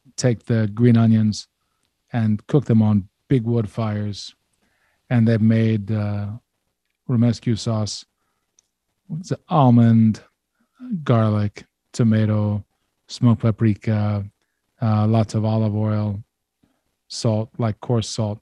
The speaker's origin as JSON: {"language": "English", "town": "Baltimore", "region": "Maryland", "country": "United States", "said": "I'm from Baltimore"}